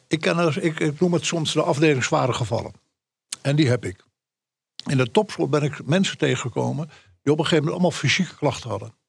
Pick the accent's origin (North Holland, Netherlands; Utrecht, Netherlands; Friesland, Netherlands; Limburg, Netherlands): Friesland, Netherlands; echte Fries